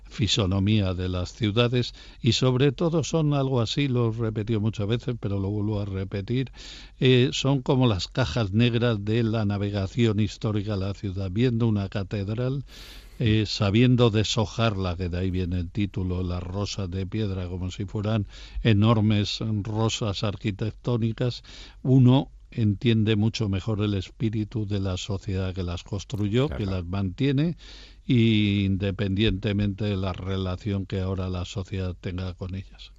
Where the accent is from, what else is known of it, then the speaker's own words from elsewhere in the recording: Castile and León, Spain; la primera catedral que yo vi de la mano de mi padre siendo un niño fue la de mi provincia natal, la de León